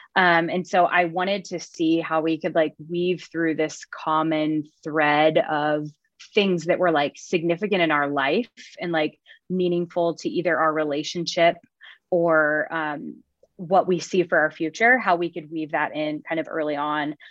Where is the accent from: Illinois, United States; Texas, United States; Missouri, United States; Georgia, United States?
Missouri, United States; Lake of the Ozarks; moved away as an adult; now in Wichita, United States; I am from Lake of the Ozarks, Missouri